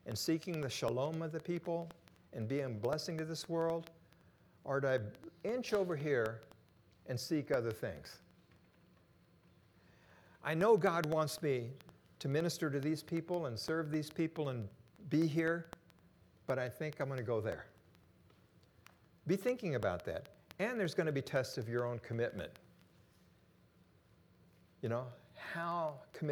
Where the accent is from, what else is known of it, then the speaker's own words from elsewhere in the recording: Japan; moved away; I was born and raised in Japan